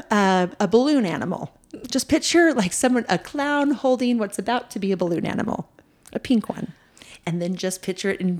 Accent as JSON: {"language": "English", "region": "Mountain West", "country": "United States", "tie": "born or raised there", "said": "I grew up in the Mountain"}